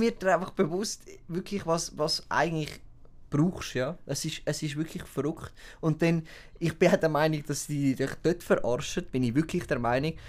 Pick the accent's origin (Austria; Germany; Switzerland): Switzerland; als Schweizer